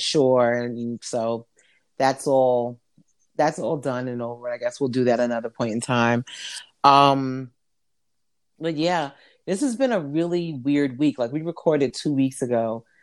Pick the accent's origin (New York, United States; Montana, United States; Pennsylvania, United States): New York, United States; I'm from New York